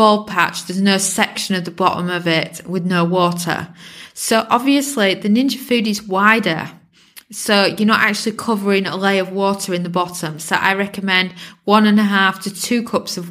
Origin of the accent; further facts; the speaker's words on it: England, United Kingdom; I'm British born, so I've been brought up on the beautiful English cheeses